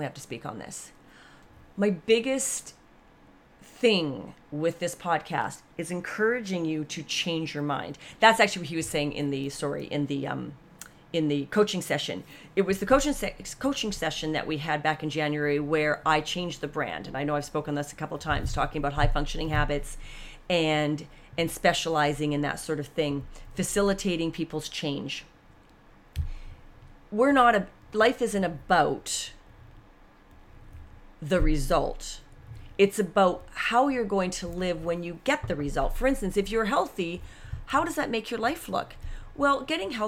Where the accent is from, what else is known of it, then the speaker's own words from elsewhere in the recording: Canada; We're Canadian.